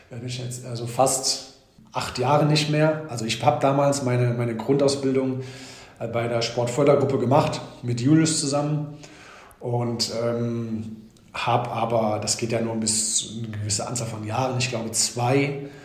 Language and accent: German; Krefeld, North Rhine-Westphalia, Germany; ich habe nie vergessen, wo ich herkomme. Also ich glaube, ähm, wenn ich über Heimat spreche, ist es nach wie vor Krefeld.